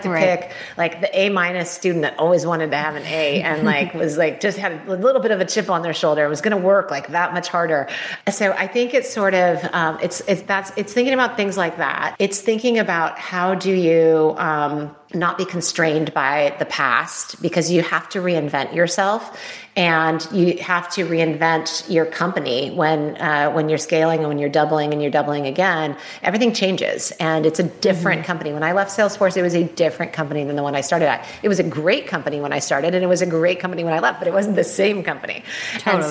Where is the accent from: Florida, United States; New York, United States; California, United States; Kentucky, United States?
California, United States; I'm a California girl.